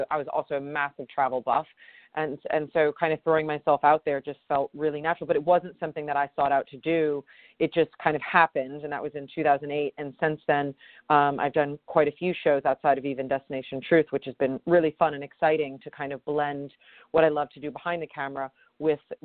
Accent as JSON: {"language": "English", "region": "upstate New York", "country": "United States", "tie": "born or raised there", "moved": "as an adult", "said": "I grew up playing sports in upstate New York"}